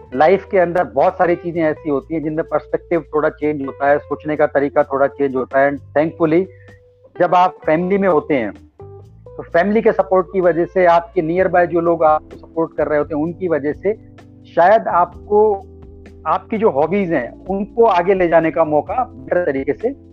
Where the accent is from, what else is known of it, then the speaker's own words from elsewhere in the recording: Alwar, Rajasthan, India; moved away as an adult; also born or lived in Aurangabad, Maharashtra / Pune; now in Gurugram, India; मैं बेसिकली अलवर राजस्थान का रहने वाला हूँ और अलवर राजस्थान में जी आ, मेरी प्राइमरी एजुकेशन अलवर राजस्थान में हुई